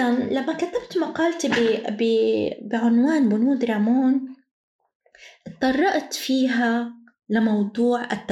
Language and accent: Arabic; Palestine; مش بس نحن كفلسطينيين بقصد نحن العرب كامل كاملة